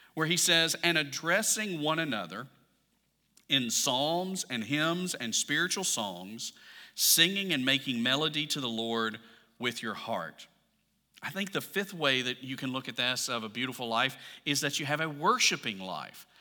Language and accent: English; Alabama, United States; I'm from Alabama